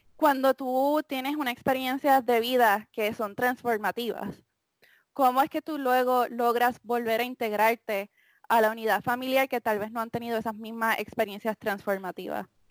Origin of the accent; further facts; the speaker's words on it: Puerto Rico; moved away; also born or lived in United States; me mudé de Puerto Rico a Estados Unidos